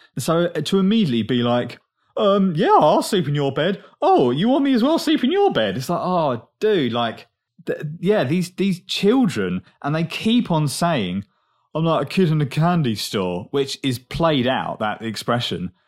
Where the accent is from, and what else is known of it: England, United Kingdom; accent: English; moved away